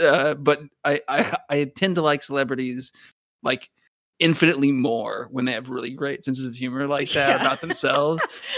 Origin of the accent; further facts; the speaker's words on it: Phoenix, Arizona, United States; because that was shot in my hometown in Phoenix, like in their landmarks that were in my neighborhood, like the water park and the mall that I went to.